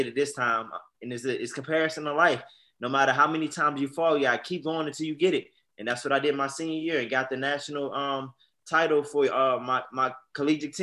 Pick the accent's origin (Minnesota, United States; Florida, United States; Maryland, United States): Maryland, United States; also born or lived in Georgia; now in Las Vegas, United States; I'm from Maryland. Lived a couple years in Georgia, too. I'm out here in Vegas now